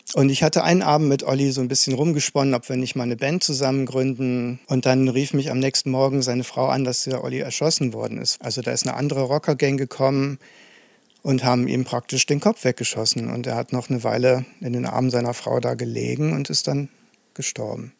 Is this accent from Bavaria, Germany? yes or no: no; Aachen, North Rhine-Westphalia, Germany; moved away as an adult; now in Dresden, Germany; Also ich bin gebürtiger Aachener, komme also aus dem Westen sozusagen.